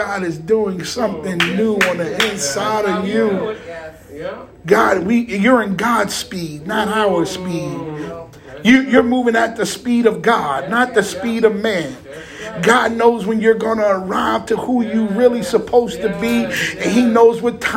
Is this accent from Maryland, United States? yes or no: no; Jersey City, New Jersey, United States; I'm from Jersey City